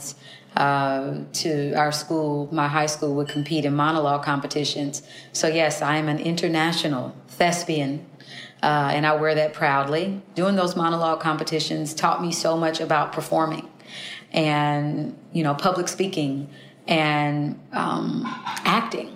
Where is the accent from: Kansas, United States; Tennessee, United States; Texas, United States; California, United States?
Kansas, United States; Kansas City; I was born in Kansas City, Kansas, in a county called Wyandotte County